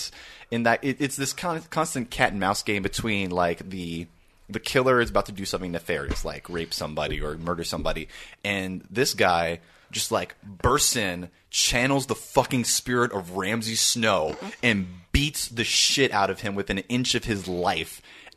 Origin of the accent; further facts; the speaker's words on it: United States; being an American